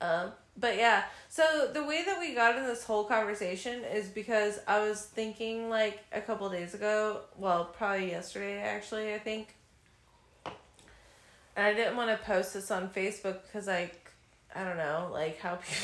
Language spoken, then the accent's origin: English; Midwest, United States; moved away; in the middle of the Midwest, right? In my hometown.